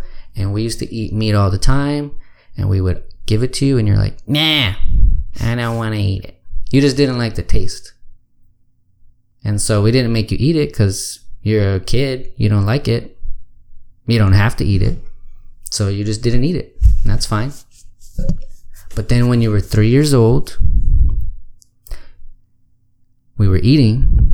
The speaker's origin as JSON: {"language": "English", "town": "Austin", "region": "Texas", "country": "United States", "tie": "born or raised there", "moved": "as an adult", "said": "I grew up here in Austin. And I thought it would be cool to come back here"}